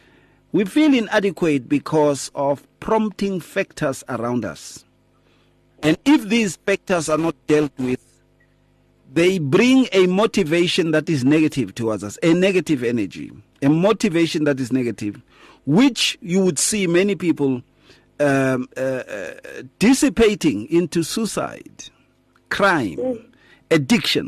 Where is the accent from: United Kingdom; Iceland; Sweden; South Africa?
South Africa; Atteridgeville, Gauteng; When I was growing up in Atrichville, in the streets